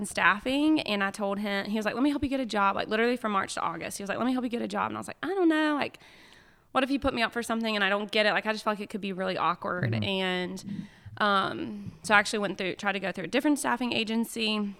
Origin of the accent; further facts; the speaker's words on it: Anderson, South Carolina, United States; So I'm like from Anderson, but I tell people all the time, I probably know your parents.